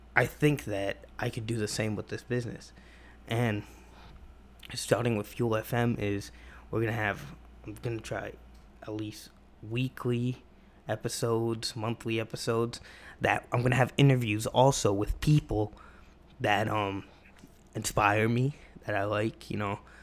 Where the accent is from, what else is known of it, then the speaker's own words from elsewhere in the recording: Massachusetts, United States; I'm from Massachusetts